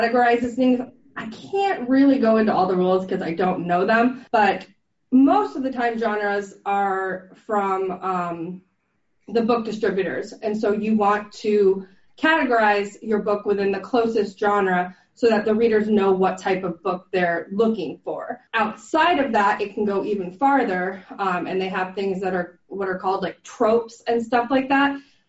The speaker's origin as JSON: {"language": "English", "region": "Florida", "country": "United States", "tie": "born or raised there", "said": "I grew up here in Florida"}